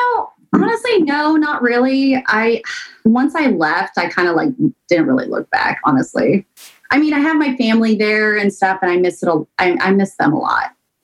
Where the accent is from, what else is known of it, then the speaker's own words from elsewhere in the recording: Seattle, Washington, United States; now in New York, United States; So I'm from Seattle. I grew up in a small suburb off of Seattle, like maybe 40 minutes away. I think it's more closer to Tacoma. So yeah, so I'm not from New York.